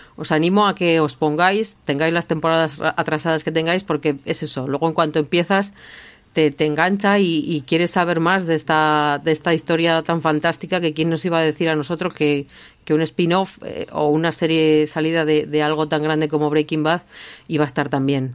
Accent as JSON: {"language": "Spanish", "region": "Basque Country", "country": "Spain", "said": "como vasca"}